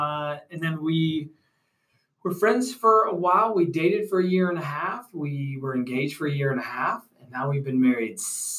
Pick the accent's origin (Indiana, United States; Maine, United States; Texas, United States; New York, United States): New York, United States; Rochester area, Western New York near Buffalo, United States; moved away as an adult; also born or lived in Elizabeth, New Jersey / Bronx, New York; now in Atlanta, United States; And then was raised in the Bronx for a little bit and then moved to Western New York near Buffalo, Rochester area.